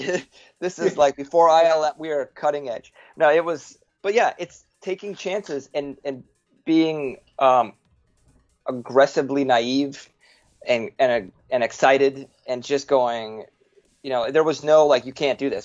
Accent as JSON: {"language": "English", "town": "Woodbury", "region": "Minnesota", "country": "United States", "tie": "born or raised there", "said": "we met in fourth grade in we grew up in Minnesota, suburb Woodbury, outside of uh, St. Paul, Minnesota"}